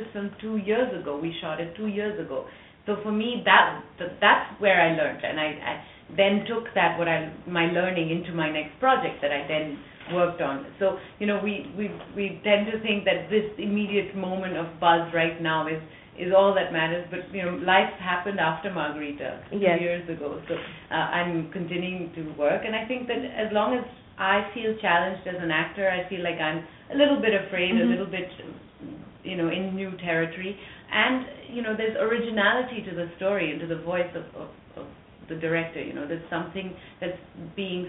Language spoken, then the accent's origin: English; Periyamudaliya Chavadi, Tamil Nadu, India; I am this white girl born and raised in Tamil Nadu in a small village called Periyamudaliya Chavadi. You know, speaking fluent Tamil.